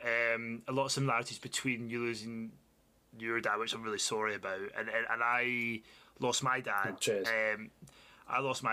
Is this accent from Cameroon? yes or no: no; Glasgow, Scotland, United Kingdom; back where I started in Glasgow, living at home